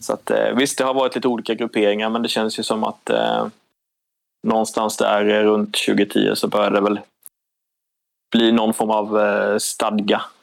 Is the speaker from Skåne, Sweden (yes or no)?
no; Nybro, Kalmar County, Sweden; jag är född och uppvuxen i Nybro som är tre mil från, eh, från Kalmar.